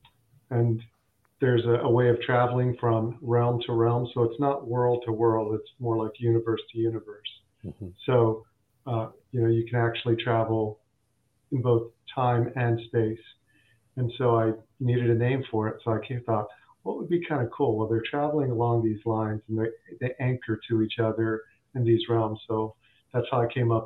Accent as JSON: {"language": "English", "country": "United States", "tie": "born or raised there", "also_born_or_lived": "India / Andhra Pradesh", "said": "I was born in India, but grew up in America"}